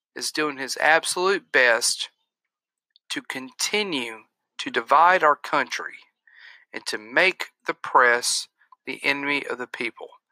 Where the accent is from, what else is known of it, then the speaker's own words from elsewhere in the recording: United States; as an American